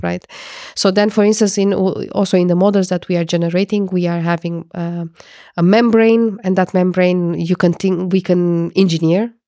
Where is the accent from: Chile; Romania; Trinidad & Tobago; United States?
Romania; moved away as an adult; also born or lived in Portugal; now in Netherlands; I am coming from Romania, and I studied physics and chemistry